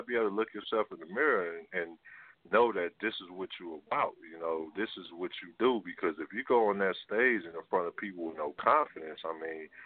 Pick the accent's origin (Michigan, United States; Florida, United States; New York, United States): Michigan, United States; Detroit; I'm from Detroit, Michigan